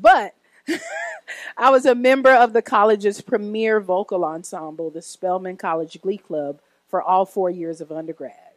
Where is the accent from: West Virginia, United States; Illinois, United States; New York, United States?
Illinois, United States; Oak Park; I was born in Oak Park, Illinois, a suburb west of Chicago